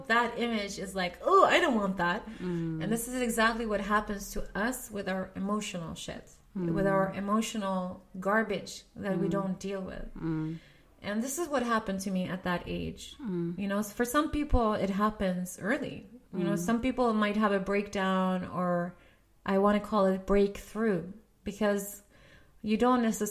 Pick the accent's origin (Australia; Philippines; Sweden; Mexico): Sweden; also born or lived in Lebanon; I'm born in Lebanon, but I grew up in Sweden.